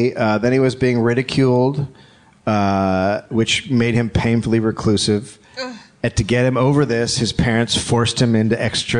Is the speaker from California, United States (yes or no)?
yes; California, United States; So I grew up near Karen. I grew up just south of her in a place called Marin County.